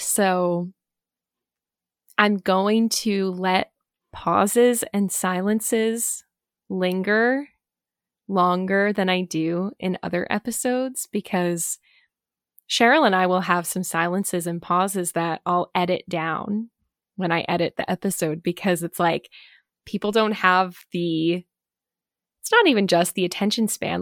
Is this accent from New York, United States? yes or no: no; New Jersey, United States; I grew up in New Jersey.